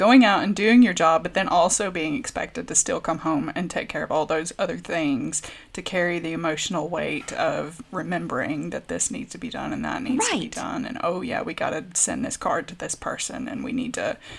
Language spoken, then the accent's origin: English; United States; moved away; Because I'm from the States?